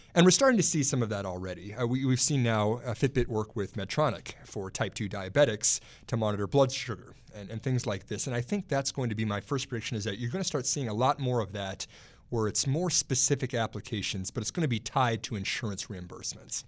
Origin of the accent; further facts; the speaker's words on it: Texas, United States; now in Alexandria, United States; my home state of Texas